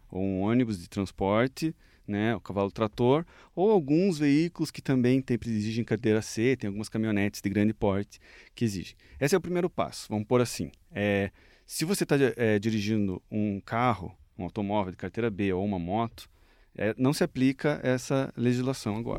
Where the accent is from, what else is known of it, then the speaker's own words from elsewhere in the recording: Curitiba, Paraná, Brazil; also born or lived in Vilhena, Rondônia; Eu sou de Curitiba, natural daqui mesmo